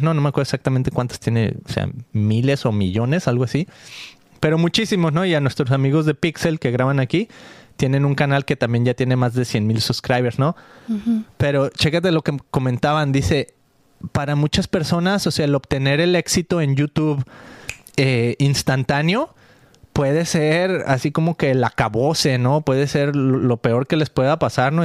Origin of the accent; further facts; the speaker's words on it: Mexico; soy mexicano. Mucho orgullo aquí cargando la bandera mexicana en mi corazón y en mi zarape